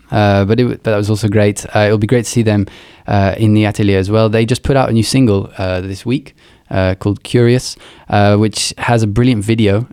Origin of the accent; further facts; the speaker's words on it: Luxembourg; moved away; I grew up in Luxembourg